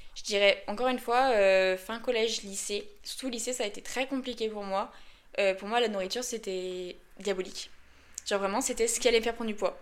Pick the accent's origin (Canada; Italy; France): France; Lyon, Auvergne-Rhône-Alpes; Je suis une bonne lyonnaise